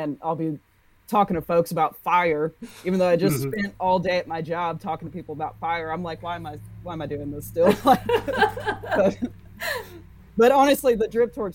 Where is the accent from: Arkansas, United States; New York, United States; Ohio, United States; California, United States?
Arkansas, United States; central; I was born and raised in central Arkansas